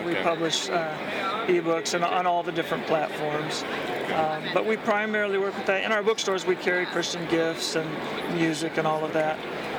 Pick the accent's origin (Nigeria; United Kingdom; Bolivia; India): Bolivia; Well, I grew up down in Bolivia, South America. My parents were missionaries down there with Wycliffe Bible Translators.